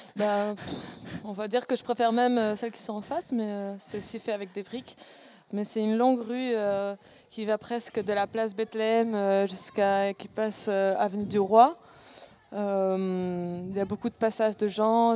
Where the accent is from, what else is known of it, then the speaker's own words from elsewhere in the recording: Spain; moved away; je suis espagnole à la base.